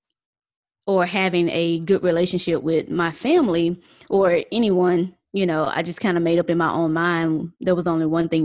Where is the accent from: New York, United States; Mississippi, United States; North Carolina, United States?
Mississippi, United States; we're originally from Mississippi